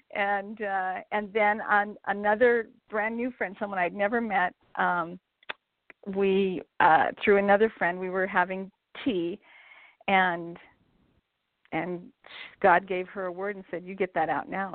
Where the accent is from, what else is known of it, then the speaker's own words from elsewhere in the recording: Montana, United States; I grew up in Montana, um, actually in a small town about 15 miles west of where I live now in Billings.